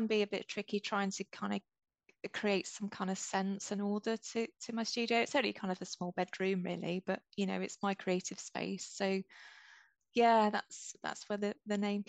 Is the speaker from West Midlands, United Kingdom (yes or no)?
yes; near Coventry, West Midlands, United Kingdom; also born or lived in London; my family are Scottish. I was born in the Midlands, and I live in a village that's pretty close to Coventry. I've been here most of my life